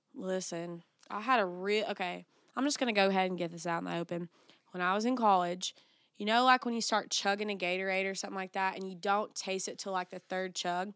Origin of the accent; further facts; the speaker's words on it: the Bible Belt, United States; I'm from the Bible Belt